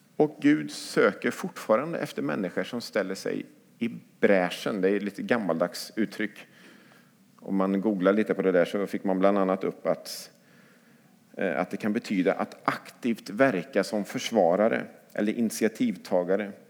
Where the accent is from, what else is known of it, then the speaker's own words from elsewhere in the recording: Lidköping, Västra Götaland, Sweden; now in Skövde, Sweden; i Lidköping, där jag växte upp